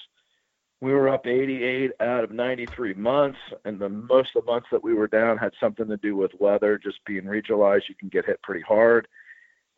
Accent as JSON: {"language": "English", "town": "Dayton", "region": "Ohio", "country": "United States", "tie": "born or raised there", "said": "I happen to be from Dayton. I grew up in Dayton."}